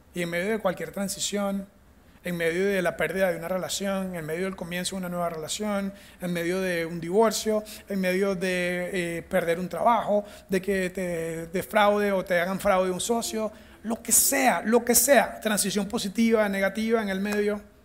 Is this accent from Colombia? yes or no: no; Venezuela; first language Spanish; moved away as an adult; also born or lived in United States; now in Costa Rica; Yo soy de Venezuela y mi primer idioma es el español.